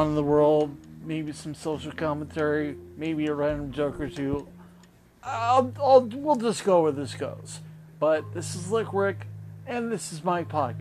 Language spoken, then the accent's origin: English; Las Vegas, Nevada, United States; now in Orlando, United States; born and raised in Las Vegas.